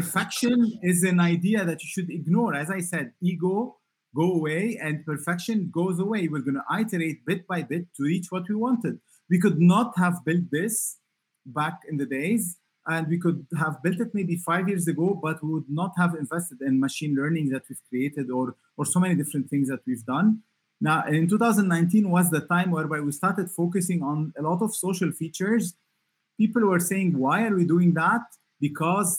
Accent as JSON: {"language": "English", "country": "Lebanon", "said": "I come from Lebanon"}